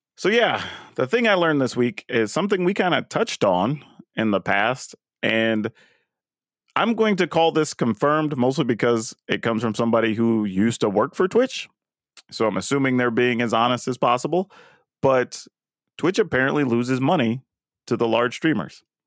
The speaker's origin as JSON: {"language": "English", "region": "Texas", "country": "United States", "tie": "born or raised there", "said": "I used to live, like, further south, but I grew up in Texas"}